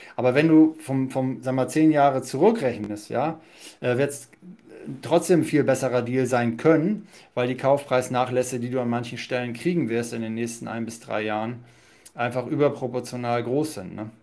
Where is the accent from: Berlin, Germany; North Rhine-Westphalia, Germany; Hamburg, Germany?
Hamburg, Germany; Wir kommen ja beide da aus Hamburg